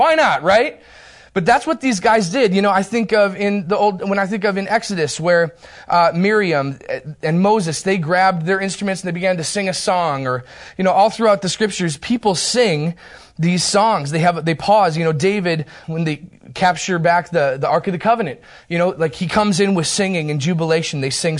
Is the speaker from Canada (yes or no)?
no; Turkey; born there; I was born in Turkey, the nation of Turkey, which explains a lot, actually.